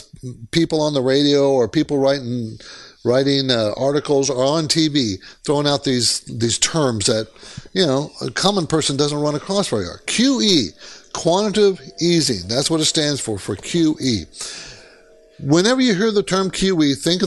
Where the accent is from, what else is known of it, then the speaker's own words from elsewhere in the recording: Southern California, United States; also born or lived in Seattle / New York City area; I was actually born in Seattle, but I was raised in Southern California